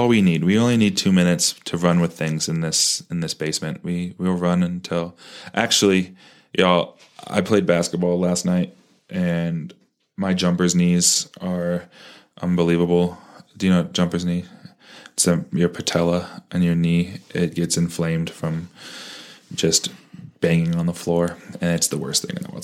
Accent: Parker, Colorado, United States; when I grew up in Parker

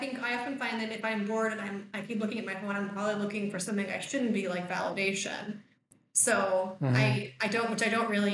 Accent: United States; moved away; I grew up in the States

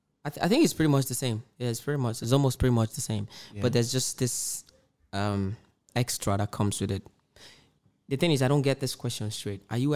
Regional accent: Nigeria; when you hear Indian music, there's really nothing that's as a Nigerian, there's nothing that's supposed to there's nothing attractive that's supposed to attract you in it.

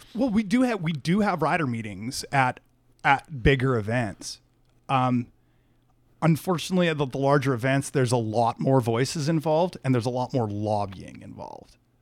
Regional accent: Canada; I'm Canadian

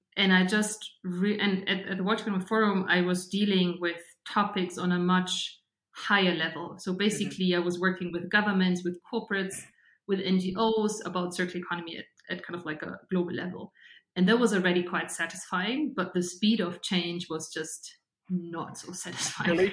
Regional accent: Regensburg, Bavaria, Germany; now in Munich, Germany; I grew up in Bavaria, um, so in the southern part of Germany, and about like an hour away from from Munich in a town called Regensburg

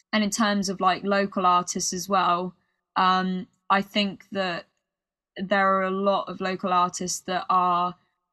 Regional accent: United Kingdom; accent: British; my British accent

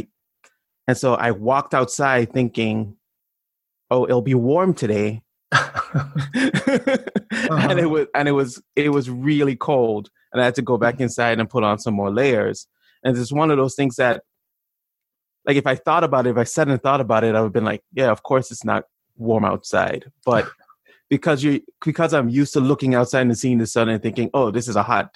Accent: St. Thomas, U.S. Virgin Islands; moved away; also born or lived in Chevy Chase, Maryland, United States; I'm from the Virgin Islands. I grew up in St. Thomas. I actually wasn't born there.

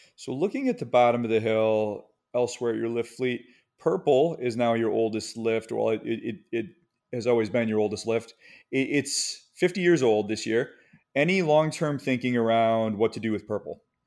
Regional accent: Michigan, United States; moved away; also born or lived in the East Coast; I grew up skiing in Michigan

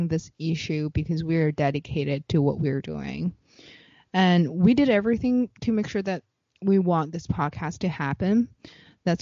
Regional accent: Beijing, China; moved away as an adult; also born or lived in Shanghai / New York; I was born and raised in Beijing

